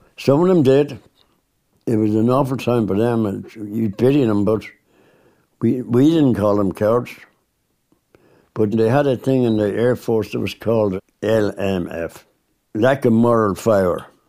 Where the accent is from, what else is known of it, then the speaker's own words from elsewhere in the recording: Dublin, Leinster, Ireland; I was born and bred in Dublin.